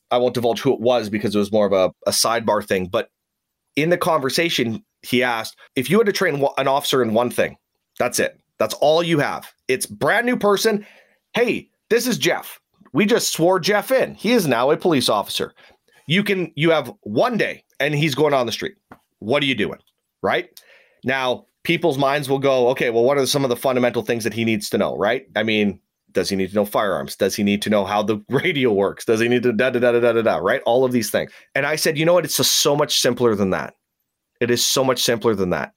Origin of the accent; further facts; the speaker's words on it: Saskatoon, Saskatchewan, Canada; moved away; I actually switched to a reserve unit, which was in my hometown of Saskatoon